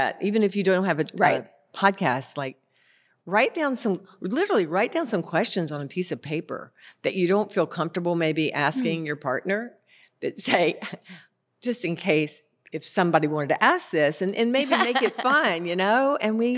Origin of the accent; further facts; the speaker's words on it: Concord, North Carolina, United States; I'm from Concord